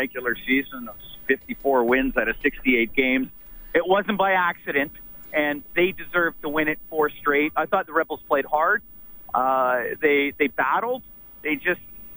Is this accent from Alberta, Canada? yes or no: yes; Edmonton, Alberta, Canada; I grew up in Evansdale